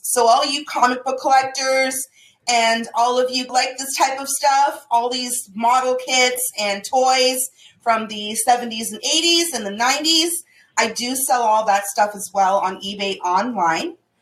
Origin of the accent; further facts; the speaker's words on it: Toronto, Ontario, Canada; I'm from Toronto